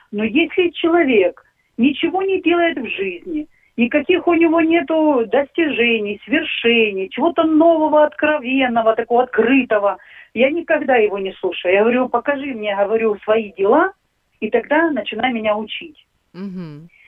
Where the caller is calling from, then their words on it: Barvinkove, Kharkiv Oblast, Ukraine; я из Барвенкова.